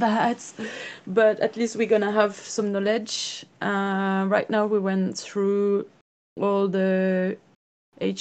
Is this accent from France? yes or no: yes; France; I'm from France.